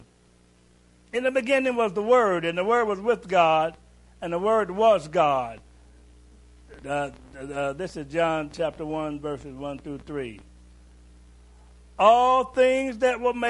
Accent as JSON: {"language": "English", "region": "Kentucky", "country": "United States", "said": "I'm from Kentucky"}